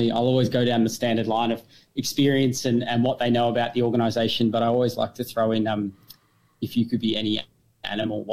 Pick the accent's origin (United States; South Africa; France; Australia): Australia; Murtoa, Victoria; moved away as an adult; my hometown is Murtawa, but obviously with the way country Victoria is